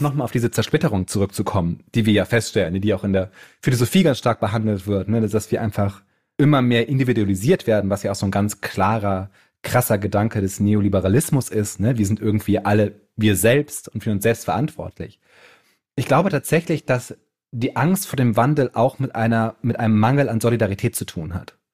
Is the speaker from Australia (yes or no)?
no; Bremen, Germany; Ich komme ja aus Bremen